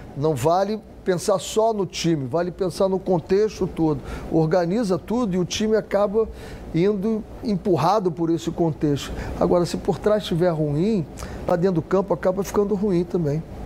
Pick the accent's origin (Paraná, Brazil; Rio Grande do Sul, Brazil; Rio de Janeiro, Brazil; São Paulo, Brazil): Rio de Janeiro, Brazil; pertinho da onde eu nasci, Cavalcante, do lado do Engenho da Rainha